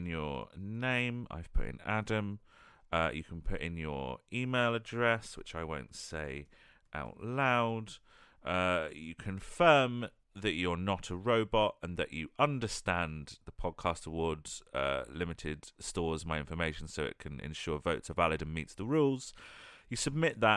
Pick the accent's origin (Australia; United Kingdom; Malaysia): United Kingdom; We're British